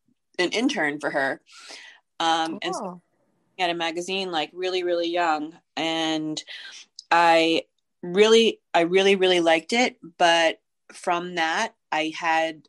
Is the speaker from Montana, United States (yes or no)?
no; New York City, New York, United States; I grew up in Manhattan and in an apartment building